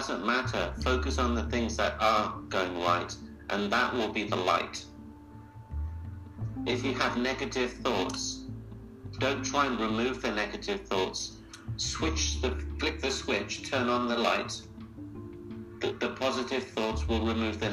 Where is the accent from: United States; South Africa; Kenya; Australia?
Kenya; I was born in Kenya